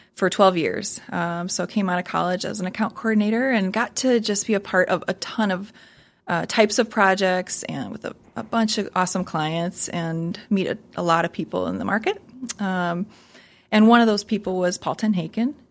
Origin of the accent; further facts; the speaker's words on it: Sioux Falls, South Dakota, United States; I'm a hometown girl. So I grew up in Sioux Falls, and I love to say that it's my hometown